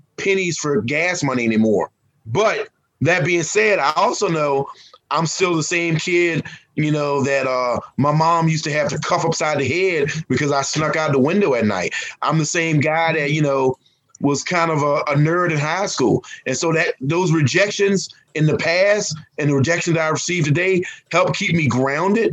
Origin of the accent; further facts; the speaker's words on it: Virginia, United States; I'm a Southerner from Virginia